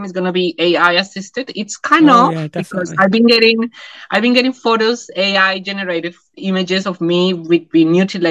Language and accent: English; Bogotá, Colombia; English is a second language; moved away as an adult; also born or lived in Taiwan / Hong Kong; now in New Zealand; when I was growing up in Colombia